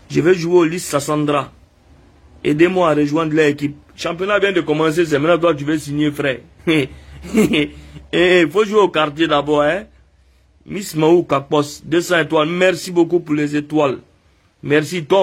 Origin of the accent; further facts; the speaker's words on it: Guinea; Je suis guinéen, je vis là-bas.